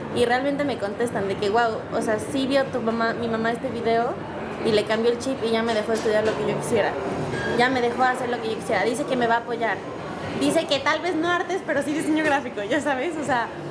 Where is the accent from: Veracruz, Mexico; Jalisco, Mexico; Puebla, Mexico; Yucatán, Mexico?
Puebla, Mexico; Cholula; Soy poblana, cholulteca